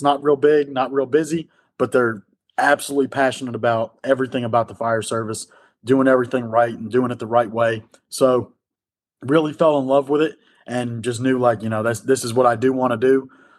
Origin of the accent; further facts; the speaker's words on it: North New Jersey, United States; moved away as an adult; now in Mobile, United States; I grew up in North New Jersey. First generation fireman. Nobody in my family was a part of it. Grew up in very northwest corner. No paid fire departments in that area.